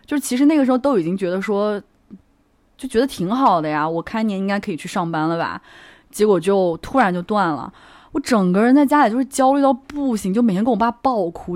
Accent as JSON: {"language": "Chinese", "region": "Hubei", "country": "China", "moved": "yes", "lives_now": "Shanghai, China", "said": "我是湖北人嘛"}